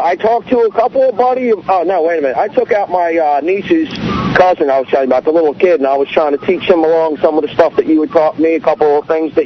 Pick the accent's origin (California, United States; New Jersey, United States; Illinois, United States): New Jersey, United States; I'm actually from South Jersey